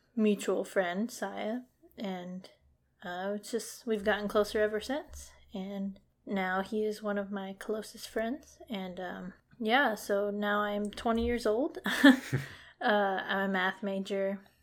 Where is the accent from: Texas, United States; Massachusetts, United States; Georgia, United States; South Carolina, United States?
Texas, United States; Dallas area; also born or lived in Crandall, Texas; I've lived in Texas all my life. I've kind of moved around a bit, but I mostly stayed in, or yeah, pretty much stayed in the Dallas area